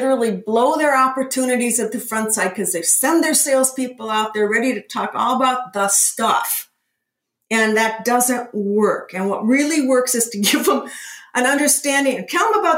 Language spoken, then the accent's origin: English; Minneapolis, Minnesota, United States; I'm from Minnesota. I'm from the Midwest